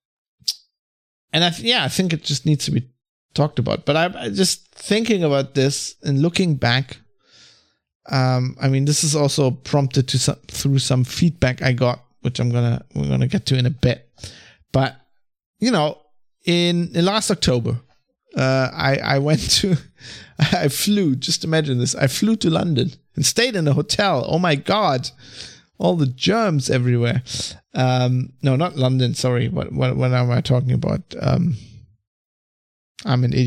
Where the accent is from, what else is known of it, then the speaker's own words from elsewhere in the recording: Germany; I'm from Germany